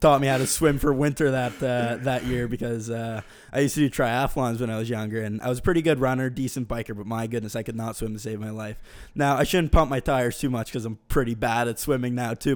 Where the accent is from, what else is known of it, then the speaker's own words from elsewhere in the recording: Bedford, Nova Scotia, Canada; I'm from Bedford.